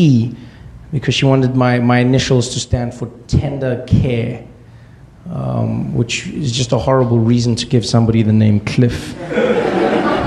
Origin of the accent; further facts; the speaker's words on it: South Africa; we grew up in South Africa during apartheid